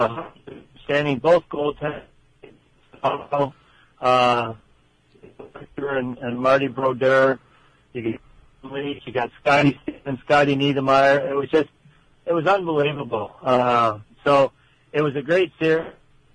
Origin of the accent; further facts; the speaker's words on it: Canada; As a Canadian boy